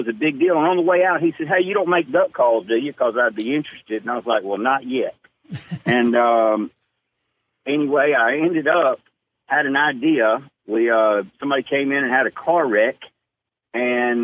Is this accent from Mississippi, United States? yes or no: yes; Jackson, Mississippi, United States; now in Starkville, United States; Born in Jackson, Mississippi.